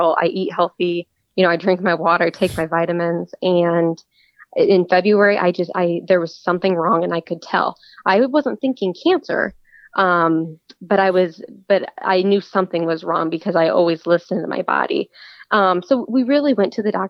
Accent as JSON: {"language": "English", "town": "Cedar Rapids", "region": "Iowa", "country": "United States", "tie": "born or raised there", "said": "I was born and raised in Cedar Rapids, Iowa"}